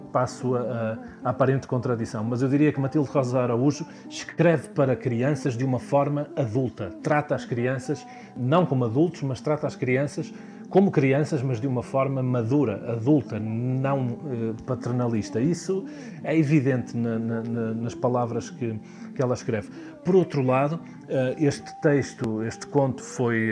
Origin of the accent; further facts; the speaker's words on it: Viana do Castelo, Norte, Portugal; moved away as an adult; also born or lived in Porto / Lisbon; voltar a Viana do Castelo, de onde sou natural